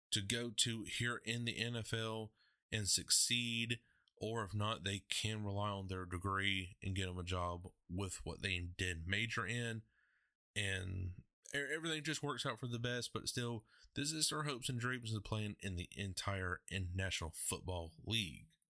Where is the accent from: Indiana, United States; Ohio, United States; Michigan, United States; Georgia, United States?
Georgia, United States; Athens; my hometown, Athens